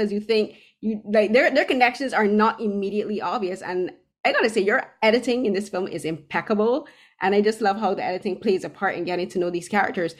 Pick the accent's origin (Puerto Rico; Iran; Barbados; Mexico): Barbados; now in Toronto, Canada; I'm originally from Barbados, but I live in Toronto now